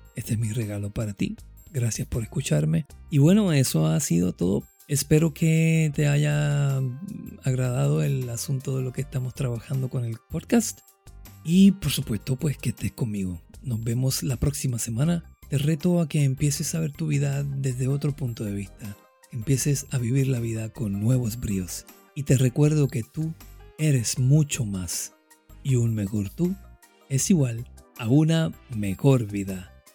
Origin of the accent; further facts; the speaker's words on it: Caguas, Puerto Rico; nacido y criado en Caguas, Puerto Rico